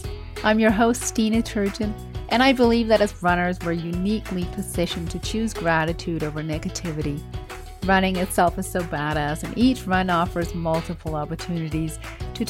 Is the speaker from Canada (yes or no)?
no; Denmark; moved away as an adult; now in United States; I'm from Denmark originally, although I've lived most of my adult life in the U.S., and I have my own family over here